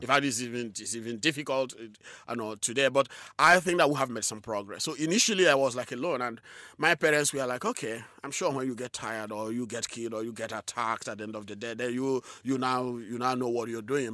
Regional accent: southeastern Nigeria, Nigeria; I was born in a rural community in southeastern Nigeria. shortly after the Nigerian Civil War, and, uh, so I grew up, you know, in a very difficult circumstances.

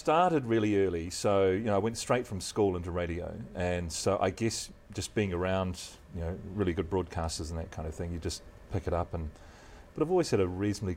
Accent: Christchurch, Canterbury, New Zealand; moved away; I grew up in Christchurch, of course, and have maintained that loyalty.

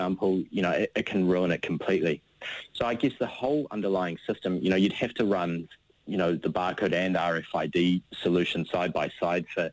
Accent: New Zealand; moved away as an adult; I'm a Kiwi, and I've always wanted to come home.

